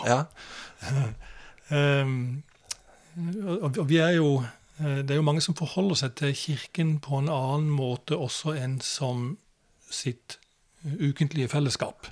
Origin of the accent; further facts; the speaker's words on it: Kristiansand, Agder, Norway; jeg vokste opp i Oddernes.